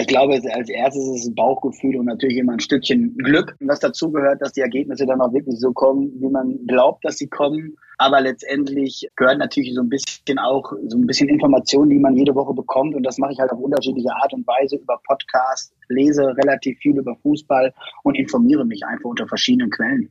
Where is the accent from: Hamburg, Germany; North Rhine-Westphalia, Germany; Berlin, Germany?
North Rhine-Westphalia, Germany; Lippstadt; ich komme aus äh, Lippstadt